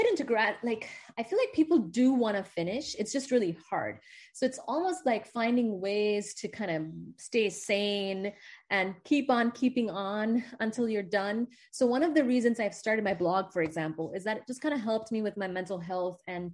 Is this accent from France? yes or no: no; India; moved away as an adult; now in United States; I'm from India